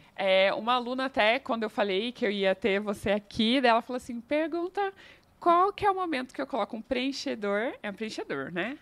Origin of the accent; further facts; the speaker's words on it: interior of São Paulo, Brazil; now in Curitiba, Brazil; eu sou do interior de São Paulo